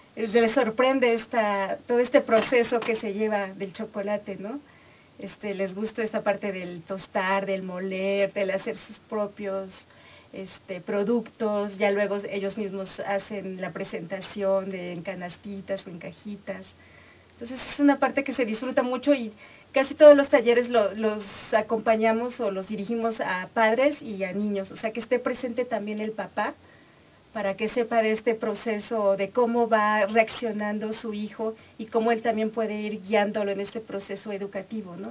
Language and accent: Spanish; Mexico; todas esas manifestaciones que nos caracterizan, Como cultura, como sociedad mexicana